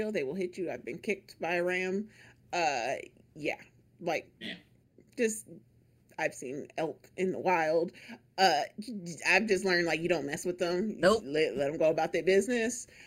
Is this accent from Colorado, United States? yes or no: yes; Colorado, United States; I don't know if y'all know that I grew up in Colorado, so like I going to like the mountains was a thing